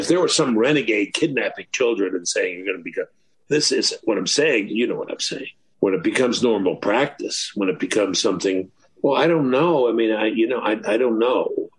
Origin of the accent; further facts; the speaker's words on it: Washington, District of Columbia, United States; This is from D.C. I'm not picking on Minneapolis. I'm picking on my hometown.